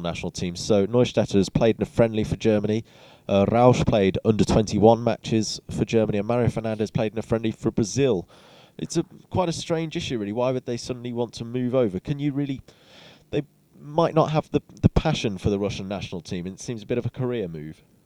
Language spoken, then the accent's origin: English; England, United Kingdom